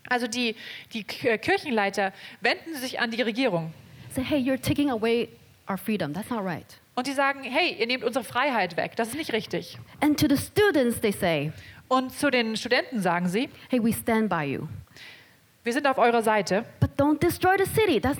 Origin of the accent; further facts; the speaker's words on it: Hong Kong; ich sehr viel über die Demonstrationen, die in Hongkong passieren. This is where I come from. Das ist, wo ich herkomme.